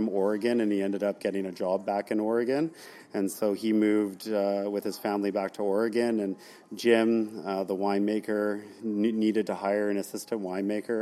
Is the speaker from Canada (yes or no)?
yes; Port Alberni, British Columbia, Canada; I was born in Port Alberni.